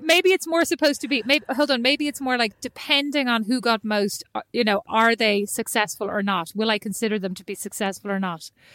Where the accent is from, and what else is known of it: Ireland; moved away as an adult; also born or lived in Milan / Paris / Newark; now in United States